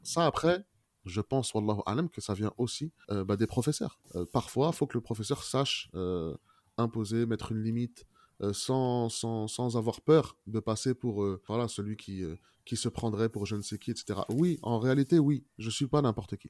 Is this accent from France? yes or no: yes; France; on a grandi en France